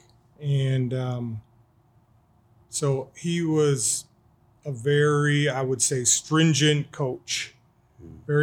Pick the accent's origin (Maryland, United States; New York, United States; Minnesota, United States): Minnesota, United States; Owatonna; I was born and raised in Owatonna